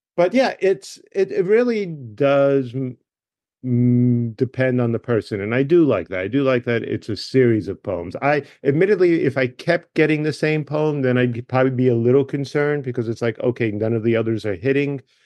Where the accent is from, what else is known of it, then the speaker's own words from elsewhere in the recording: Michigan, United States; I'm from Michigan." And I went to Michigan State